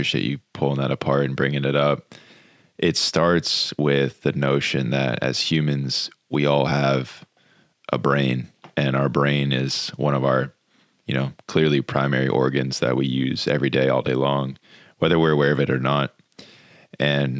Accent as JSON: {"language": "English", "town": "Jupiter", "region": "Florida", "country": "United States", "tie": "born or raised there", "said": "Growing up in Jupiter Beach, Florida"}